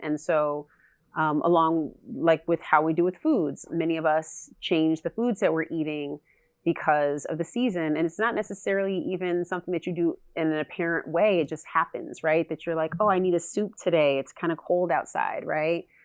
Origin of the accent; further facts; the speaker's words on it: California, United States; I'm from California